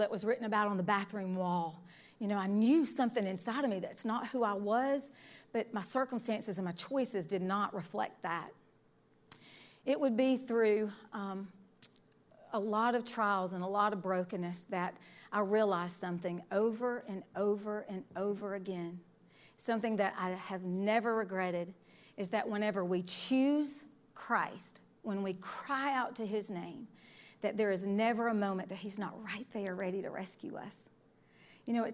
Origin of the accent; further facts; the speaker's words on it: Decatur, Alabama, United States; I was born in the Decatur, Alabama area is where I'm from